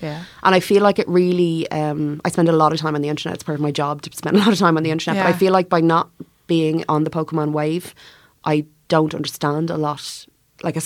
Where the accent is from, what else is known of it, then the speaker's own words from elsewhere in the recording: Ireland; I'm Irish